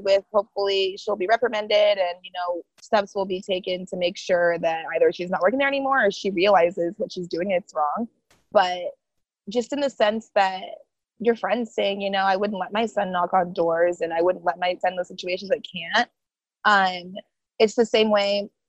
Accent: Boise, Idaho, United States; first language Haitian Creole; English is a second language; moved away as an adult; now in East Coast, United States; born and raised in Boise, Idaho.

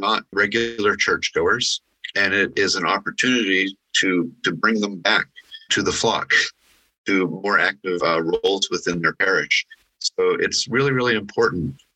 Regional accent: Pittsburgh, Pennsylvania, United States; now in Morris County, New Jersey, United States; I grew up in Pittsburgh

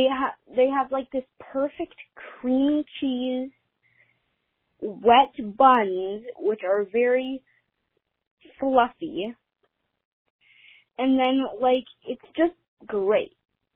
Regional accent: Nevada, United States; I'm from Nevada. I'm 8 years old

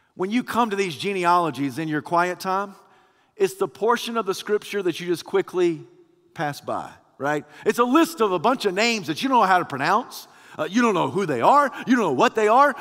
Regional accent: United States

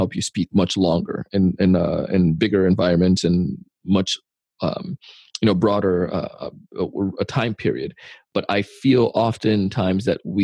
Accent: Jamaica; As a kid, I grew up in Jamaica

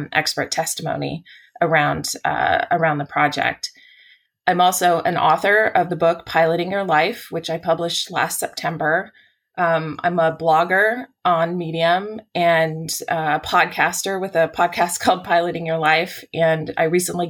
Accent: San Francisco, California, United States; I live in the San Francisco Bay Area, and I was born in San Francisco, and I've never actually lived anywhere else, which is an unusual thing, being a California native

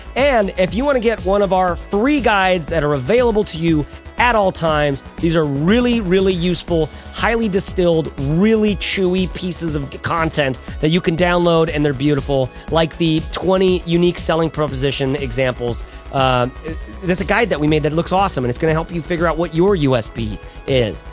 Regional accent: Bay Area, California, United States; we're from the Bay Area

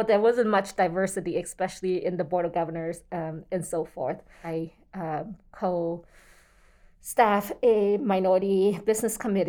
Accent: American Samoa; born or raised there; moved away as an adult; also born or lived in Zhongshan, Guangdong, China / Utah, United States; now in Salt Lake Valley, United States

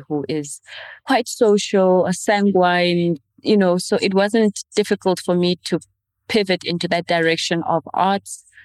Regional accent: Windhoek, Khomas, Namibia; first language Oshiwambo; English is a second language; also born or lived in northern Namibia; born in a small missionary town in the northern part of Namibia, but raised in the capital city, Windhoek.

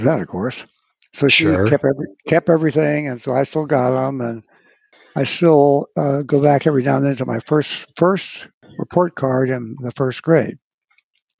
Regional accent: Washington, District of Columbia, United States; I am actually born and raised in Washington, D.C.

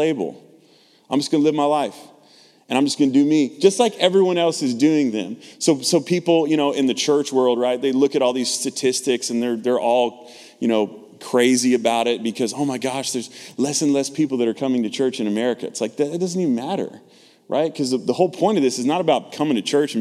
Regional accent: Texas, United States; I'm from the South, right? Born and raised in Texas

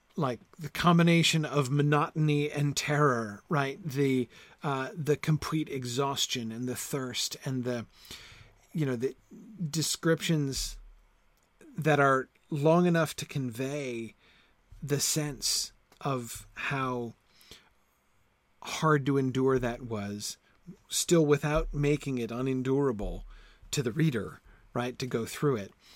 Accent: United States; accent: American; my American accent

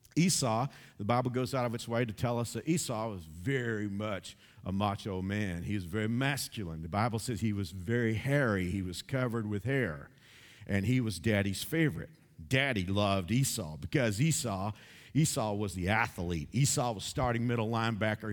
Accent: Fort Worth, Texas, United States; a church in my hometown of Fort Worth

